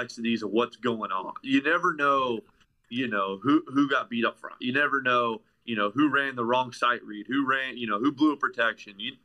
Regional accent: Tennessee, United States; moved away as an adult; now in Ohio, United States; I'm originally from Tennessee, but I went to college in Ohio.

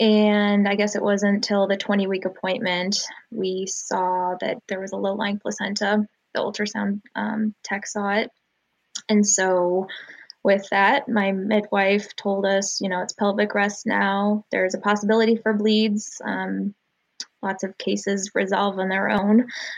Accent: St. Louis, Missouri, United States; I'm born and raised in St. Louis. I'm married to amazing … almost 4 years now. I'm new mother to … We call him … And I'm a Christian.

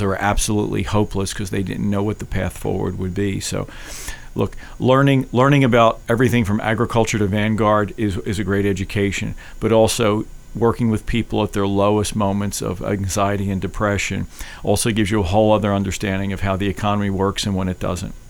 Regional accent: Philadelphia, Pennsylvania, United States; also born or lived in Paoli, Pennsylvania; I was born and raised in Philadelphia. I grew up in South Philly

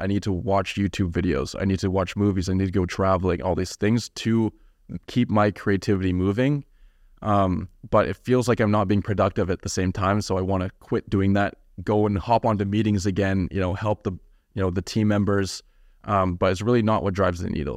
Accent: Kamloops, British Columbia, Canada; moved away as an adult; now in Vancouver, Canada; I grew up in a small town known Cam, uh, called Kamloops.

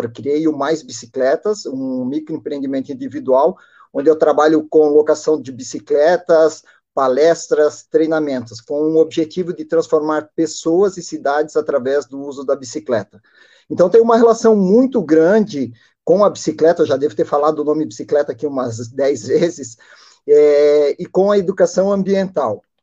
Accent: Blumenau, Santa Catarina, Brazil; Tenho 47 anos, sou natural de Blumenau.

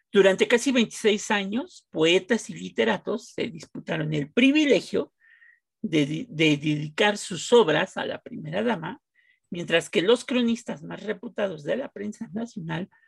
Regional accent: Mexico; Bueno, ese en mi pueblo se llama Chayote Power

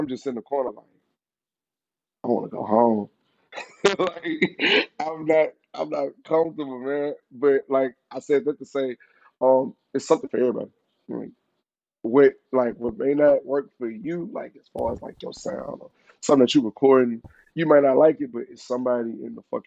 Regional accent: Houston, Texas, United States; I'm from Houston. I'm from Dead End. Shout out Dead End. That's my fucking home. I grew up in the VA

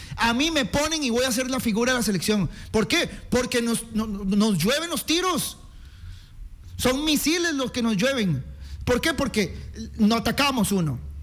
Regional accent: Costa Rica; primero sos tico y después sos herediano

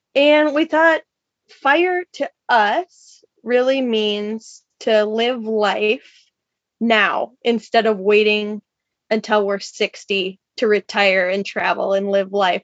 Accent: Minnesota, United States; moved away as an adult; also born or lived in Washington State; We're both from the Midwest originally. Minnesota for me

